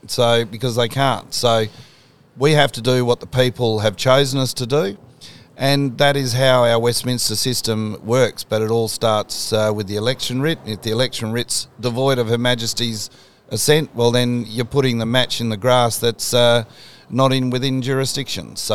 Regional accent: Australia; the point is, we are Australian, um, but it doesn't matter who we are individually

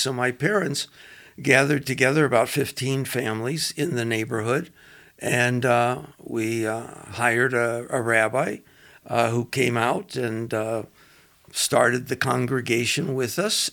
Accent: Los Angeles, California, United States; moved away as an adult; also born or lived in Cincinnati, Ohio; now in Denver, United States; I was born in Cincinnati and uh, moved to uh, Los Angeles at a, an early age and uh, basically did all my schooling in Los Angeles, uh, Culver City, California

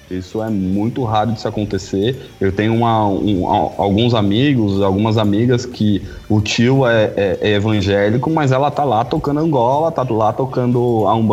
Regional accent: São Paulo, Brazil; É, porque na verdade eu sou de São Paulo, sou da Moca.

